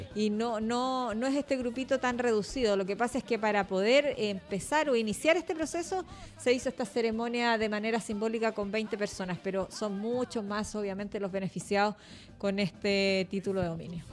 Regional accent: Chile; Nosotros los chilenos

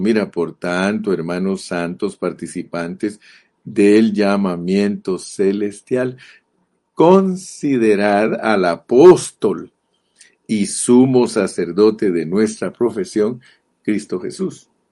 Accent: Morales, Izabal, Guatemala; Yo nací en Morales, Izabal

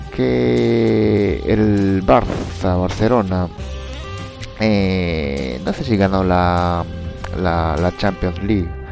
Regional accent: Japan; como buen japonés que soy

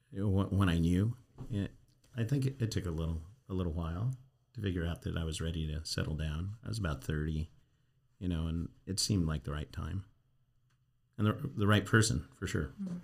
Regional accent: Albuquerque, New Mexico, United States; Or no, I grew up in New Mexico, Albuquerque, in a rural area, not downtown.

